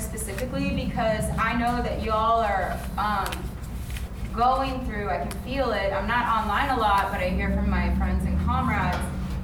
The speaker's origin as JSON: {"language": "English", "region": "Iowa", "country": "United States", "tie": "born or raised there", "said": "I'm from Iowa. The pipeline runs 15 miles. The Dakota Access Pipeline runs 15 miles from where I was born and where I grew up"}